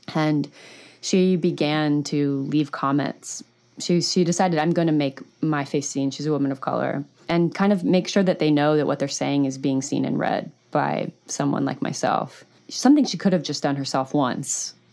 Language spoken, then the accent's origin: English; United States; as an American